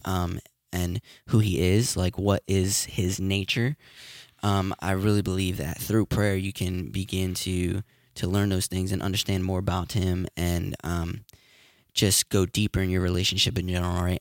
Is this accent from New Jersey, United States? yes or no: yes; Bridgeton, New Jersey, United States; My hometown.